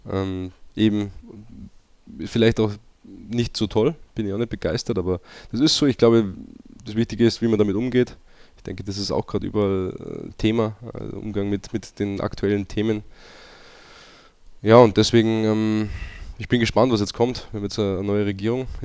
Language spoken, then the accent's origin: German; Austria; aber auch einfach Österreich meine Heimat ist, ich auch ähm, dankbar bin, dass ich auch da äh, daherkomme und auch da noch Wurzeln habe und auch noch immer wieder hinkomme.